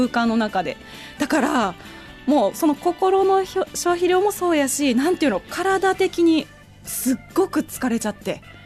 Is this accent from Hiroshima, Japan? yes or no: no; Fujiidera, Osaka, Japan; now in Tokyo, Japan; 今すごい町おこしをしてるうちの地元